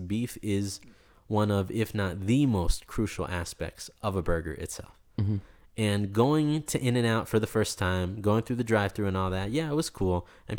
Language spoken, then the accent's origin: English; East Coast, United States; growing up in the East Coast and spending so much time there, you develop these sort of relationships, not only with restaurants, but with the waiters at these restaurants.